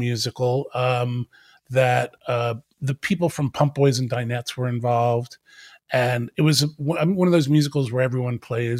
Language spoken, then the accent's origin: English; Moorestown, New Jersey, United States; I grew up in South Jersey in a little town called Moorestown